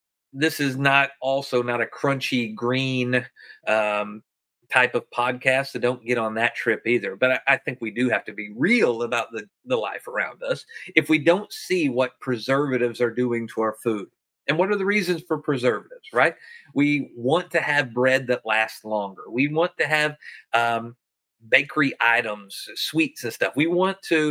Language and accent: English; the South, United States; I'm from the South